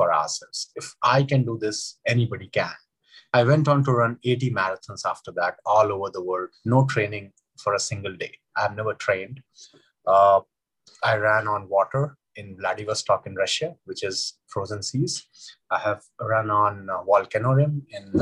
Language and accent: English; India; I grew up in India, in small towns of India where there is no swimming culture.